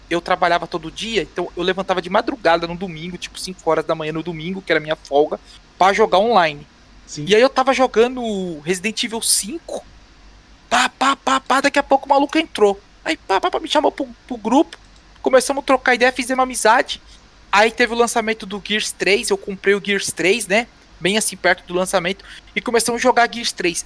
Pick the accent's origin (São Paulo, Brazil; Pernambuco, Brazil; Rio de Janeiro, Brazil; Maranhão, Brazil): São Paulo, Brazil; also born or lived in Almeirim, Pará; Eu sou daqui do Capão